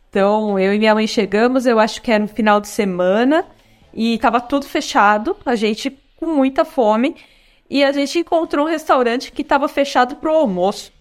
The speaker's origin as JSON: {"language": "Portuguese", "region": "São Paulo", "country": "Brazil", "tie": "born or raised there", "moved": "as an adult", "lives_now": "Florianópolis, Brazil", "said": "Nasci em São Paulo, fui criada lá cresci lá"}